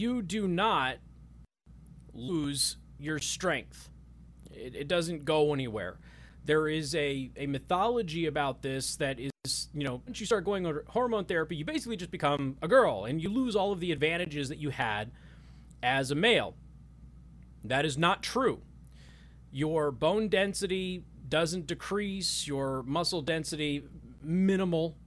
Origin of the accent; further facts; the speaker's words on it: Las Vegas, Nevada, United States; I grew up in Las Vegas